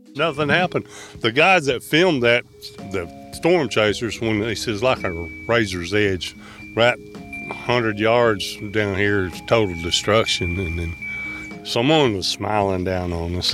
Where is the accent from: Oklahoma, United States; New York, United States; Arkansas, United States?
Oklahoma, United States; I've been here for, oh, sixty-seven years, man. I grew up here.